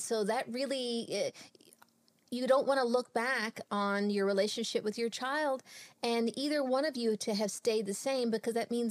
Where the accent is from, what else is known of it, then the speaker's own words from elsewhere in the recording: Texas, United States; born and raised in Texas.